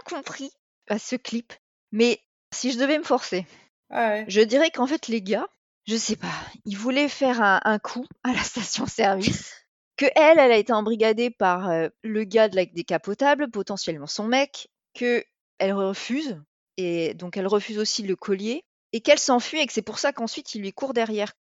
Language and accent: French; the South, southern France, France; on est du Sud